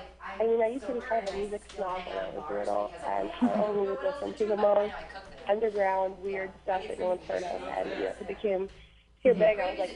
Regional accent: Portland, Oregon, United States; I play guitar and sing in a band called … We are from Portland, Oregon, and we are just about to release the record that I'm on.

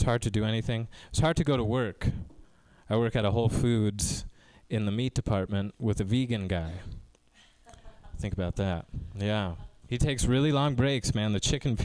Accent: Tracy, California, United States; now in Mountain View, United States; I grew up in Tracy in a predominantly Spanish-speaking neighborhood

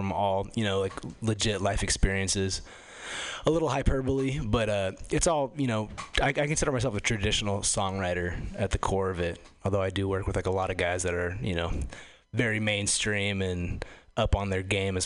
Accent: Los Angeles, California, United States; I come from Los Angeles originally.

